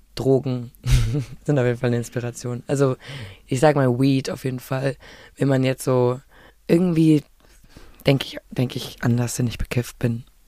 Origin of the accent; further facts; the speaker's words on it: Berlin, Germany; ich bin ja in Berlin äh, geboren und aufgewachsen